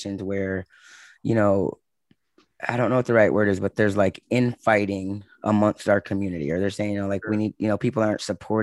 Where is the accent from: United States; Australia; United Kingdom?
United States; Michigan; I'm from Michigan